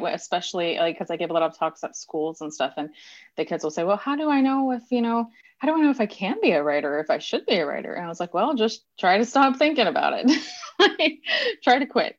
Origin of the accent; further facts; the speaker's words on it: Texas, United States; I'm a Texan